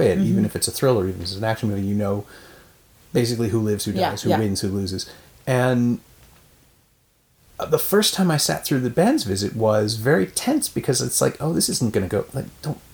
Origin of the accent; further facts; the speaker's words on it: Canada; as the Canadian